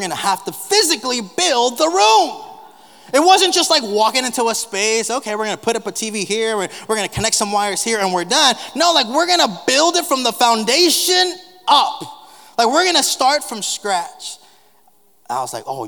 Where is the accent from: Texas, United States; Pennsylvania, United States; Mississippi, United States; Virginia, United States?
Texas, United States; South; moved away; growing up in South Texas, and I was fortunate enough, blessed enough to be able to grow up in a pastoral home